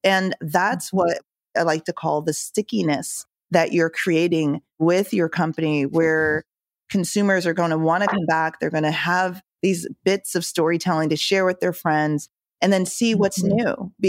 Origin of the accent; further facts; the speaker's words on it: Jamaica; born there; I was born in Jamaica. My parents immigrated here.